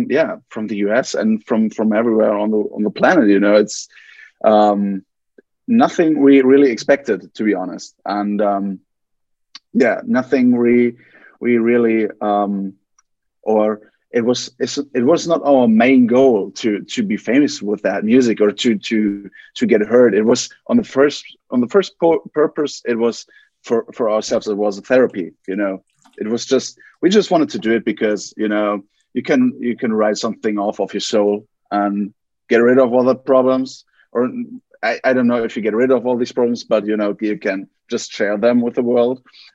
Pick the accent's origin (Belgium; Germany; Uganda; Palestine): Germany; Essen, North Rhine-Westphalia; English is a second language; We're from Germany, from a small town in Essen, and we feel very flattered to be on the big screen now